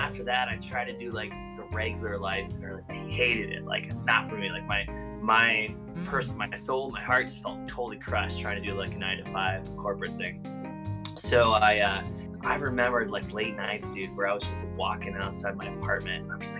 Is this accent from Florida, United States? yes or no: yes; Florida, United States; born there; also born or lived in Canada; My dad was a touring performing musician, and I was born in Florida on tour into the performing life. And so I grew up traveling around America, you know, the United States, America, and Canada with my family and my parents and performing.